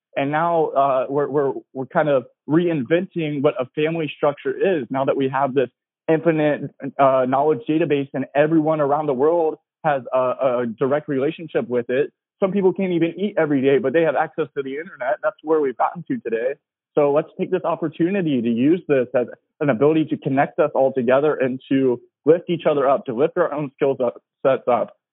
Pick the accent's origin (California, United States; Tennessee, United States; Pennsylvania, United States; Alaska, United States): Tennessee, United States; now in Los Angeles, United States; I'm from Tennessee